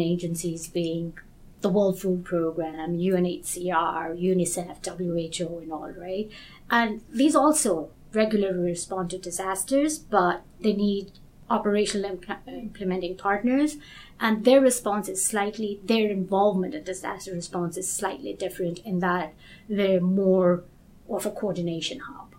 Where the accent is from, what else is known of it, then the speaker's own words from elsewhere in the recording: Kenya; moved away; also born or lived in United States; I'm originally from Kenya, but I've gone to, to school in the US